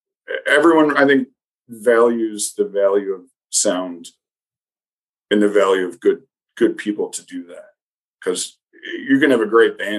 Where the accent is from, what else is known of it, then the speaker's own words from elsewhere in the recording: Rochester, United States; also born or lived in Portsmouth; my hometown